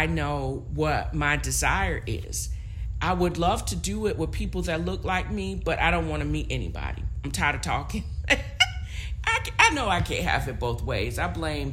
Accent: Virginia, United States; Black girl, nappy-headed Black girl from Virginia

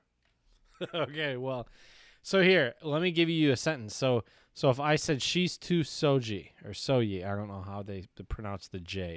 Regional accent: Michigan, United States; accent: Michigan; I was from Michigan

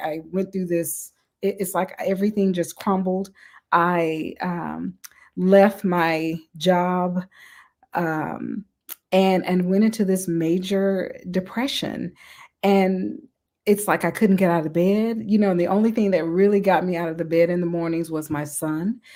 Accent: Mississippi, United States; I'm from the South, I'm from Mississippi, so I was raised

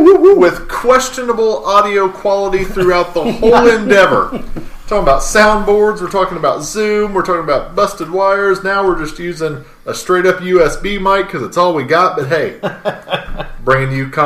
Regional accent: Richmond, Indiana, United States; also born or lived in Muncie, Indiana / Bryant, Indiana; I'm originally from Richmond, Indiana

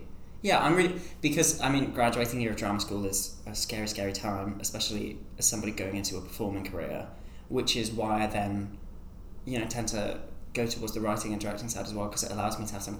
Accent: Sunderland, North East England, United Kingdom; I grew up in Sunderland, which is like way up north. Somehow never really had a very strong Sunderland accent.

